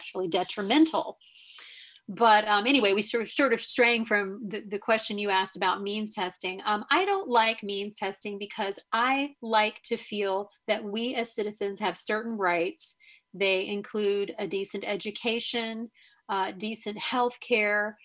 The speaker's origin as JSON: {"language": "English", "town": "Raleigh", "region": "North Carolina", "country": "United States", "tie": "born or raised there", "said": "I grew up in Raleigh, North Carolina in the 70s and 80s."}